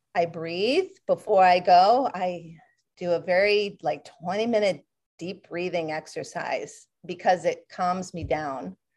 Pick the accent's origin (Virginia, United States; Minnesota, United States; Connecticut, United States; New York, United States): Connecticut, United States; moved away; where I grew up in Connecticut